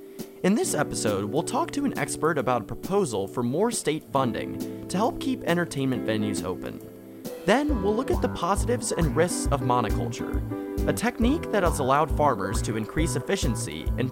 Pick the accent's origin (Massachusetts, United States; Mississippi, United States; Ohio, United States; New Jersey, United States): Ohio, United States; Cleveland; now in Missouri, United States; I'm from Cleveland, so this snowstorm has definitely made me feel like I'm back home.